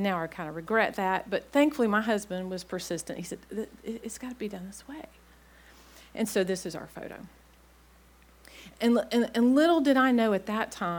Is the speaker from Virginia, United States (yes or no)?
yes; Blacksburg, Virginia, United States; moved away as an adult; also born or lived in Clemson, South Carolina / Norfolk, Virginia; I grew up in Blacksburg, Virginia